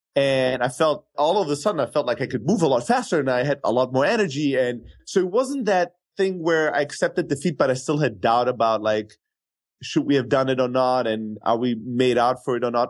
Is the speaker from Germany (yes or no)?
yes; Germany; moved away as an adult; also born or lived in Greece; now in United States; I grew up in Germany